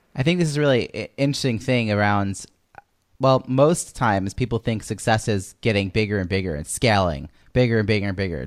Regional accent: Long Island, New York, United States; moved away as an adult; now in Boston, United States; from New York where I grew up in Long Island

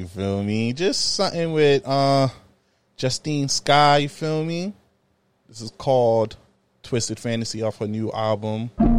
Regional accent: New York City, New York, United States; even though I'm from Brooklyn, though, and, you know, we have like an under hate beef with the Bronx

